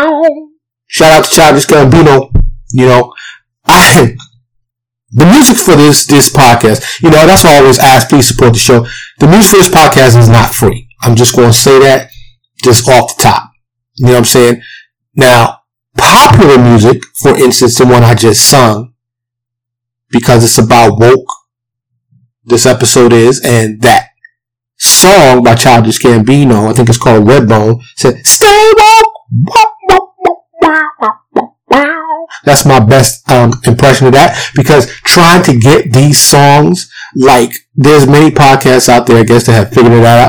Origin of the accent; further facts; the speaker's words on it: New York City, New York, United States; I grew up in Harlem, the South Bronx, New York City